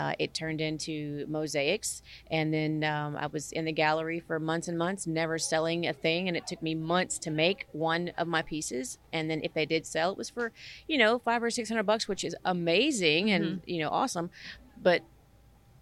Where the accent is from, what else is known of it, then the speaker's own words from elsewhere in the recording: Sulphur, Louisiana, United States; now in San Diego, United States; I'm from Sulphur, Louisiana